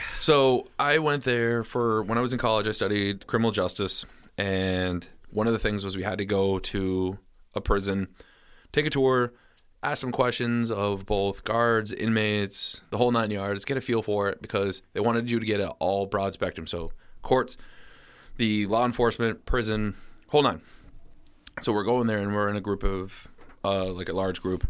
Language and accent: English; Rutland, Vermont, United States; my hometown, Rutland